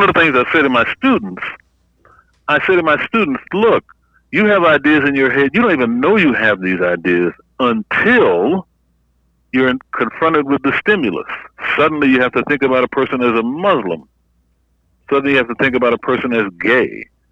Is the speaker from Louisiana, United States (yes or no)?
yes; Opelousas, Louisiana, United States; moved away; I'm from a little town called Opelousas, Louisiana, right in the heart of the Bayou country